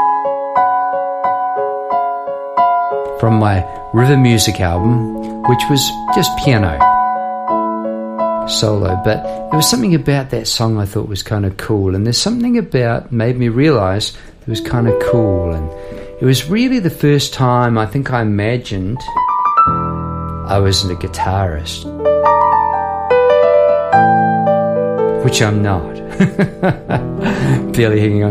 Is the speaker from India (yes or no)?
no; New Zealand; now in Melbourne, Australia; as a New Zealander